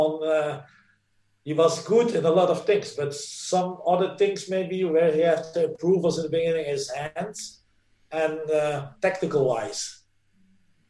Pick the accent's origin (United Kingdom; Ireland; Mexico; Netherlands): Netherlands; English is a second language; moved away as an adult; also born or lived in Italy; now in Norway; we in the Netherlands